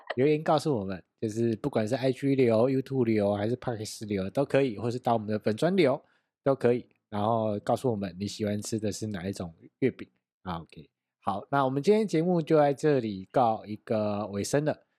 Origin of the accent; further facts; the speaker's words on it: Taiwan; 我们台湾人慢慢地有一个习惯，就是要烤肉这件事情